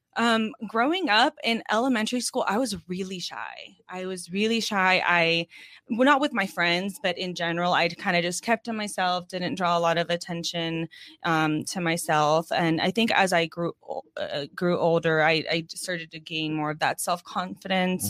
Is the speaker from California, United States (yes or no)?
yes; Orange County, California, United States; moved away as an adult; now in Oceanside, United States; growing up in Orange County